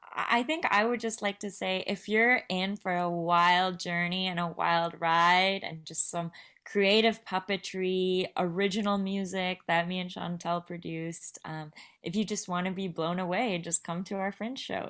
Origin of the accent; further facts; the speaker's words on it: Vancouver, British Columbia, Canada; also born or lived in India; I was born in India, raised in Vancouver